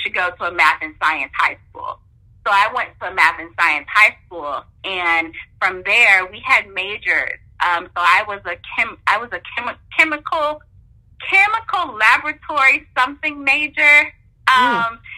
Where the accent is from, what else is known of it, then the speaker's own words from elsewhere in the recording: Midwest, United States; moved away; I grew up in the Midwest